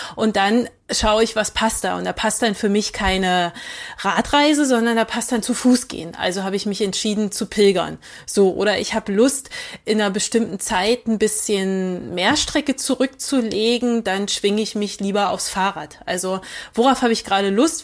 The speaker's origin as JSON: {"language": "German", "town": "Magdeburg", "region": "Saxony-Anhalt", "country": "Germany", "tie": "born or raised there", "said": "ich bin ähm, 85 in Magdeburg geboren"}